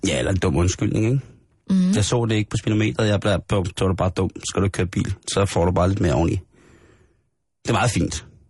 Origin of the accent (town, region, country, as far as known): Denmark